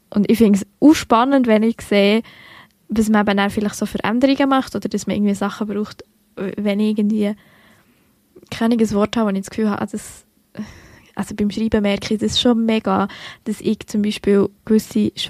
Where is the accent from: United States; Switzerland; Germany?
Switzerland; Bern; accent: Bernese German; dass ich mich schon mehr mit meinem Dialekt identifiziere, als ich das während ich normal in meinem Alltag in der Schweiz inne bin machen.